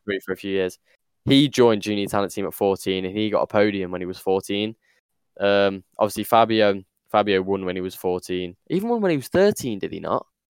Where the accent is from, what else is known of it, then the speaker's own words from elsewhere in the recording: United Kingdom; as a Brit